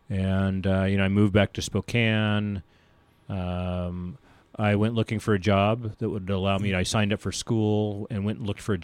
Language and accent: English; Germany; born there; also born or lived in Philippines / Mississippi / Oklahoma; I was raised in the military. Okay. We traveled a lot, you know, as I mentioned, I was born in Germany and we lived in the Philippines and other foreign countries like Mississippi and Oklahoma.